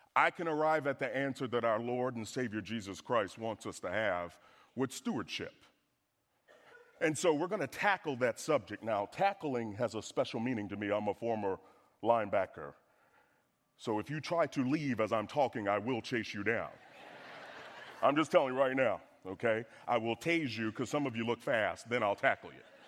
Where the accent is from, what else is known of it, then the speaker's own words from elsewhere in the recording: the South, United States; I'm from the South